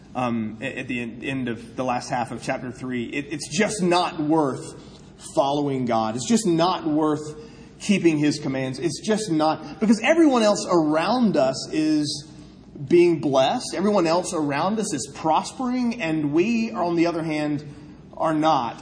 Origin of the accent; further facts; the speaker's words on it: South Carolina, United States; I'm from South Carolina